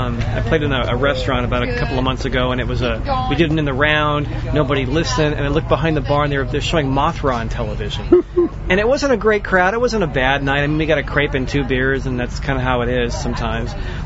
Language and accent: English; Santa Cruz, California, United States; I'm born and raised in Santa Cruz